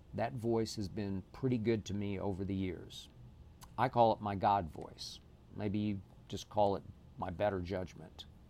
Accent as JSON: {"language": "English", "town": "Oklahoma City", "region": "Oklahoma", "country": "United States", "tie": "born or raised there", "moved": "yes", "said": "my hometown in Oklahoma City"}